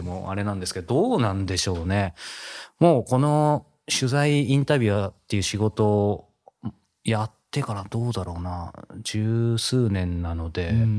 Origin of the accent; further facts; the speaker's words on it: Yokohama, Kanagawa, Japan; 横浜、地元横浜なんですけど、帰ってきて